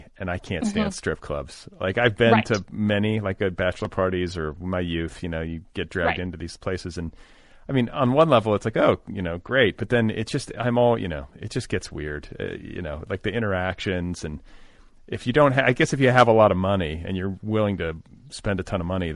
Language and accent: English; Indiana, United States; moved away; I came from Indiana, felt more cloistered than some other places